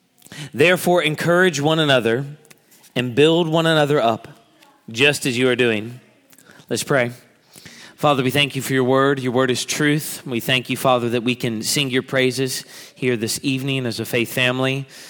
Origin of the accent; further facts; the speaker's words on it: the South, United States; We're from the South